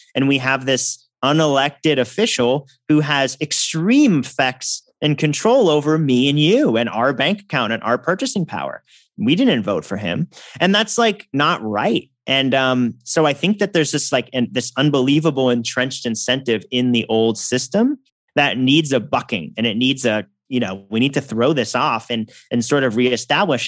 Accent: Massachusetts, United States; from my home state, Elizabeth Warren

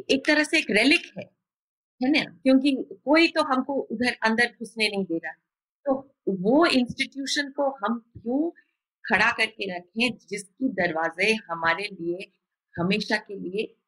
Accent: West Bengal, India; हम बंगाल से हैं

